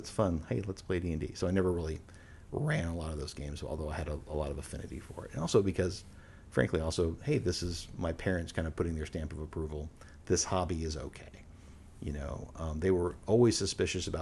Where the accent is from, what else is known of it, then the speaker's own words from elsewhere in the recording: Houston, Texas, United States; We grew up in Houston